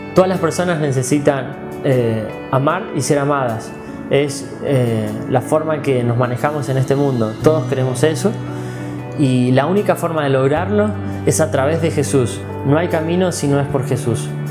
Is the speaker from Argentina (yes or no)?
yes; Mendoza, Argentina; also born or lived in Balvanera, Buenos Aires; now in Buenos Aires, Argentina; soy mendocino con mucho orgullo